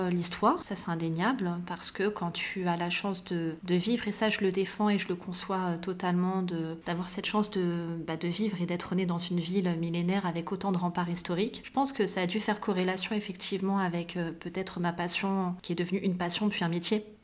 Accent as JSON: {"language": "French", "town": "Meknès", "region": "Fès-Meknès", "country": "Morocco", "tie": "born there", "said": "Je suis née au Maroc, loin d'ici, euh, en tout cas du moins loin de Paris, mais à Meknès, qui est l'une des quatre villes impériales du royaume chérifien marocain."}